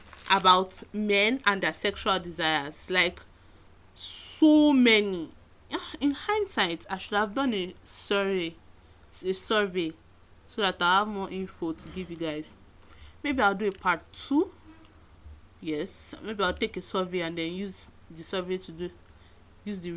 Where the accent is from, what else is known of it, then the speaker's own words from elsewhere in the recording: Nigeria; being a Nigerian feminist